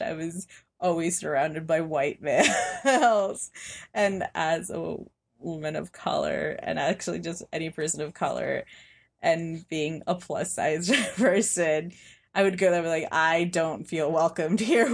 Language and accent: English; Hudson Valley, New York, United States; growing up in the Hudson Valley and being undocumented